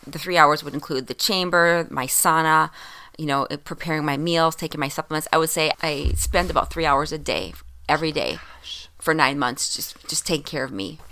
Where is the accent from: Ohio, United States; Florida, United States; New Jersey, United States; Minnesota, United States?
Minnesota, United States; being a Minnesotan, you know, we don't get much sun